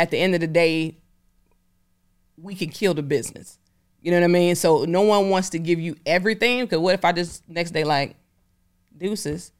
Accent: Detroit, Michigan, United States; I'm from Detroit

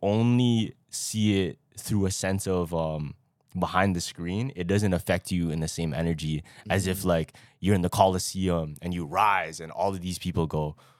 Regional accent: Philippines; But I think it's chill if we're all Filipino.

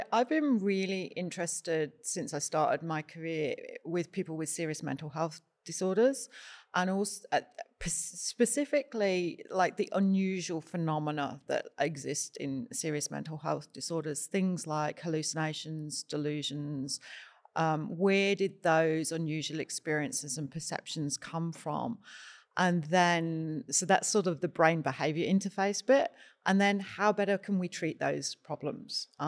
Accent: United Kingdom; psilocybin. I'm British.

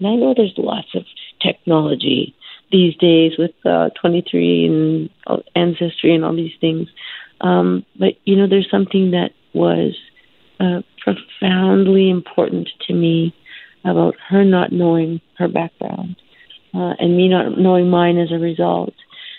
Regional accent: Canada; also born or lived in India; has to do with my adoption story and being born in India and having no other identity other than being Canadian. I was the only Canadian in my family.

